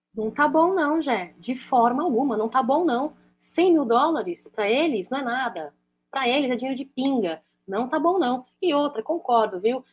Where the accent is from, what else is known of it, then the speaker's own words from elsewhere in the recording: Brazil; já sou nascida no Brasil, um país que acolheu meus pais, acolheu minha, meus avós